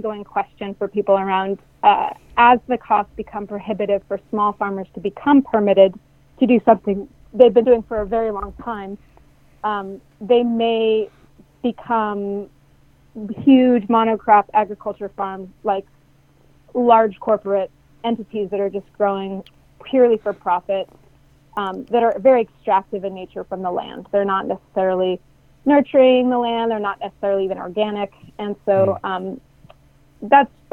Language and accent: English; Mendocino County, California, United States; I grew up in Mendocino County, and I grew up in the Emerald Triangle